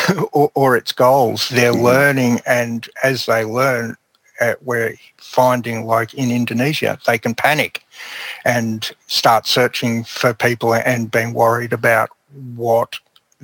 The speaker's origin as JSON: {"language": "English", "town": "Melbourne", "region": "Victoria", "country": "Australia", "tie": "born or raised there", "said": "I grew up in Melbourne"}